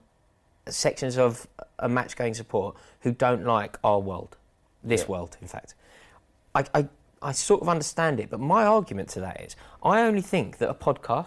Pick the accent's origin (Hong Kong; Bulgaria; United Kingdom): United Kingdom; we're British